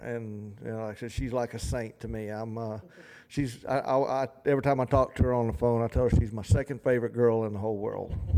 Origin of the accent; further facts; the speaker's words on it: the South, United States; accent: twang and drawl; we're from the South and, you know, we have a little twang in our voice and drawl